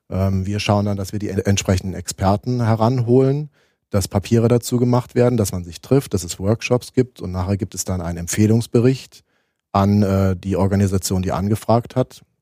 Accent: Leipzig, Saxony, Germany; Äh, ich bin in Leipzig geboren, mhm. Äh, Jahrgang 1977. Die ersten Jahre habe ich noch in der DDR verbracht, ähm, bin da auch schön zu den äh, jungen Pionieren und den Thälmann-Pionieren gegangen.

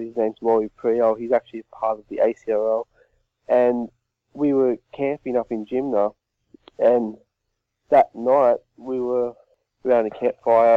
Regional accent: Australia; where I live, there's actually a football team t- called the Yowies as well from my hometown

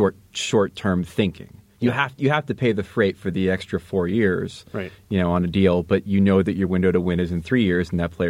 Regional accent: United States; I say this as an American

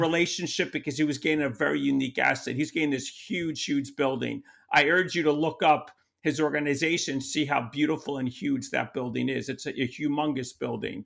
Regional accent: New York, United States; I'm from New York

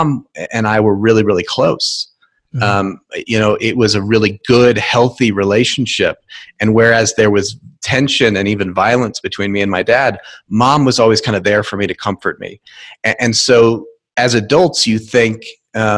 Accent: Connecticut, United States; now in Fort Collins, United States; I grew up in Connecticut, but I am now happily in the state of Colorado, about an hour north of Denver in Fort Collins

